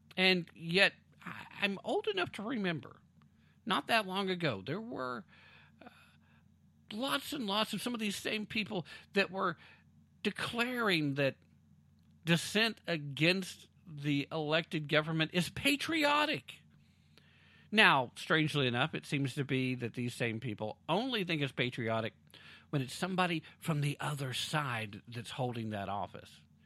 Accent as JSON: {"language": "English", "country": "United States", "first_language": "English", "said": "as an American"}